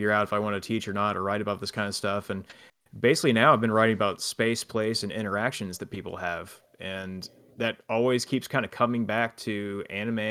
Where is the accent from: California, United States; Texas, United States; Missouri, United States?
Texas, United States; Houston; moved away as an adult; also born or lived in Dallas / Japan; I grew up in the Houston area